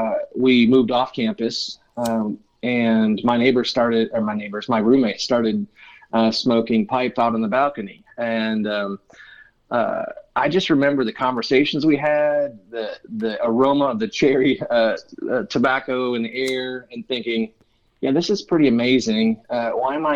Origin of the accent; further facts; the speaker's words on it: Michigan, United States; moved away as an adult; also born or lived in Ohio / Colorado Springs, Colorado; now in Fairhope, Alabama, United States; I grew up in Michigan. I literally spent all my formative years there in one house